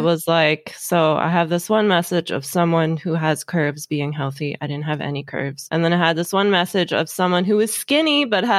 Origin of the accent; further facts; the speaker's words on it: Los Angeles, California, United States; also born or lived in Redondo Beach; I grew up in Los Angeles, where Hollywood is such a huge influence